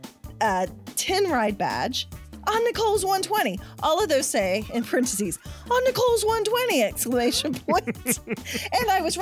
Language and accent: English; Oklahoma, United States; Now, I'm from Oklahoma.